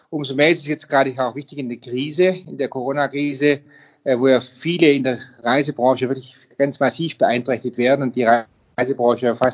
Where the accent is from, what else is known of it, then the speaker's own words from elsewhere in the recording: Baden-Württemberg, Germany; Darüber hinaus ähm, ist gerade jetzt auch mein Heimatland Baden-Württemberg